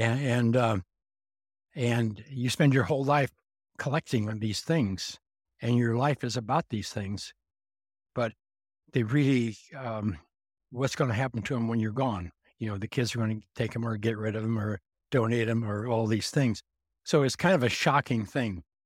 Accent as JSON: {"language": "English", "region": "Montana", "country": "United States", "tie": "born or raised there", "said": "I grew up in Montana"}